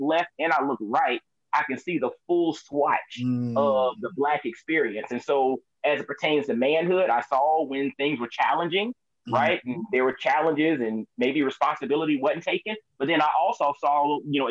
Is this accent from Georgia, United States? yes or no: yes; Augusta, Georgia, United States; moved away as an adult; also born or lived in Atlanta, Georgia / Knoxville, Tennessee; I was born and raised in Augusta, Georgia